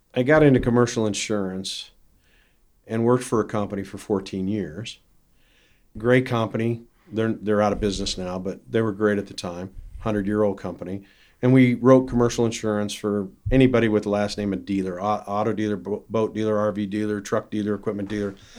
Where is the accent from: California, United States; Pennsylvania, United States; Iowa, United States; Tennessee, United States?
Iowa, United States; growing up in Iowa